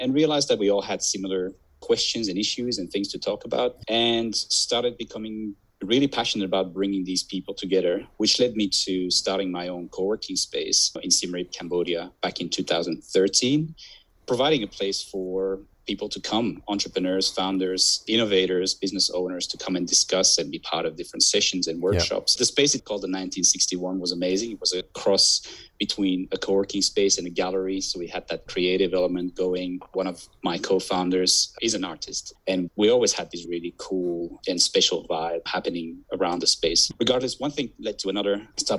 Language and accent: English; Belgium; accent: confused; also born or lived in Southeast Asia; now in Australia; Myself, I'm originally from Belgium, and I lived in Southeast Asia for 7 years prior to moving to Australia. I do have a very confused accent, people say